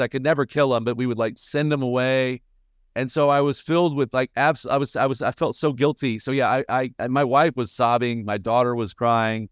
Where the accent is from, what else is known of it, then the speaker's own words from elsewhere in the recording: Birmingham, Alabama, United States; now in Nashville, United States; I live in Nashville, Tennessee. Um, I was born and raised in Birmingham, Alabama